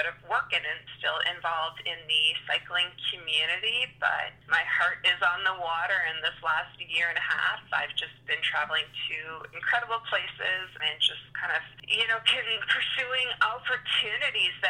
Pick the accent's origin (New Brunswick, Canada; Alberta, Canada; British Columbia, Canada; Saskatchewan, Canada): New Brunswick, Canada; also born or lived in Ontario; Well, I am from New Brunswick and born in Ontario, but pretty much have spent the majority of my life in New Brunswick.